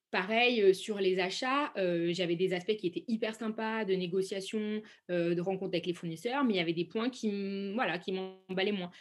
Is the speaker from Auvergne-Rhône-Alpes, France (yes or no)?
yes; Saint-Étienne, Auvergne-Rhône-Alpes, France; moved away as an adult; now in Paris, France; je suis originaire de Saint-Étienne et je vis à Paris depuis peu de temps